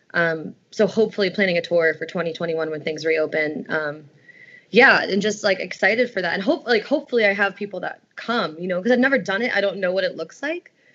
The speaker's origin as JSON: {"language": "English", "town": "Stamford", "region": "Connecticut", "country": "United States", "tie": "born or raised there", "said": "I grew up in Stamford, Connecticut"}